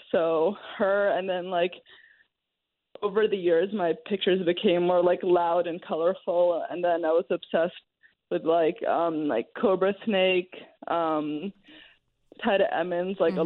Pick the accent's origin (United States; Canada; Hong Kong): Hong Kong; growing up in Hong Kong